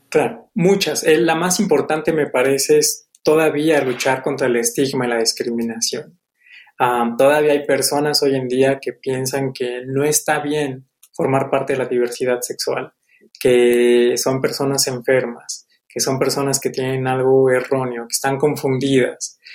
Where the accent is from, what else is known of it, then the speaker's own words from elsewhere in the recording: Mexico; como la nuestra, como la mexicana